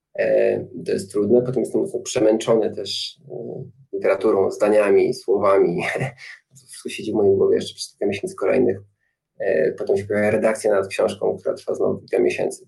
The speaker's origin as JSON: {"language": "Polish", "town": "Nowe Chechło", "region": "Silesian Voivodeship", "country": "Poland", "tie": "born or raised there", "also_born_or_lived": "Warsaw", "moved": "as an adult", "said": "też się wychowałem obok Tarnowskich Gór, w takim miejscu jest Nowe Hechło"}